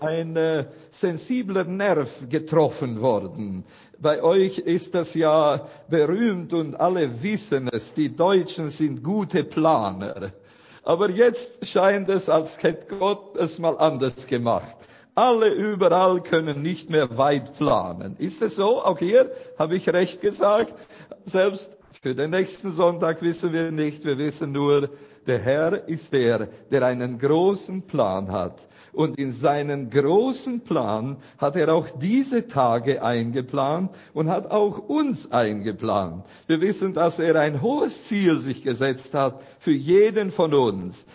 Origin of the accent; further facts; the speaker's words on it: Romania; aus unserer Gemeinde in Bratey, wo ich herkomme